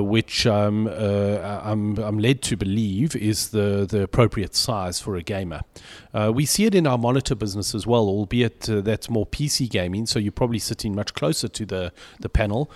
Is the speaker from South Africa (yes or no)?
yes; South Africa; I'm very English, uh, albeit South African